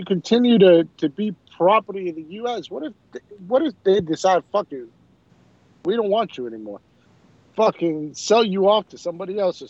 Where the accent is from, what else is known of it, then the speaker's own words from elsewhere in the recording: Puerto Rico; I'm from Puerto Rico.